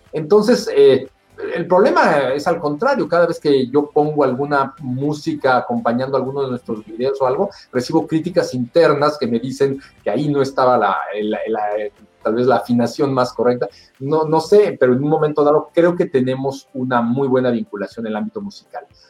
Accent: Mexico; moved away as an adult; now in Canada

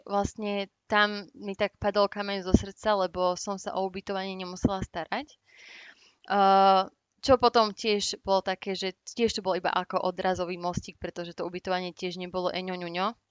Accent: Slovakia; moved away as an adult; now in United Kingdom; ako Slovenka

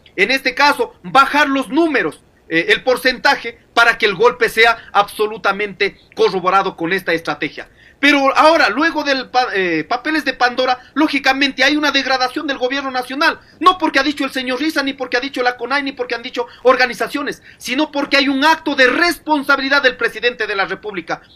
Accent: Ecuador; nosotros, como hijos de esta tierra, somos ecuatorianos

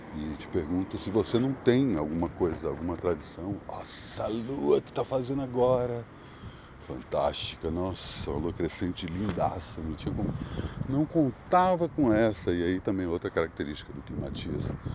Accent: Brasília, Federal District, Brazil; moved away; eu venho para minha terra natal

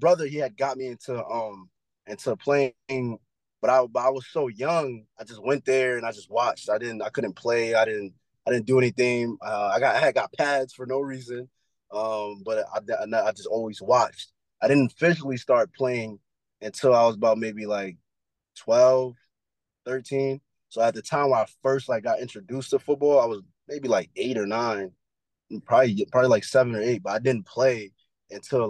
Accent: New York City, New York, United States; moved away as an adult; I'm from Brooklyn, New York

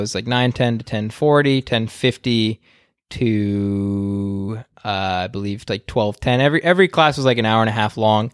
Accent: United States; being an American and growing up with the state system

